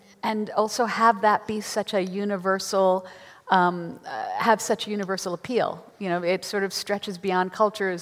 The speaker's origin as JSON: {"language": "English", "region": "New York", "country": "United States", "said": "I'm from New York"}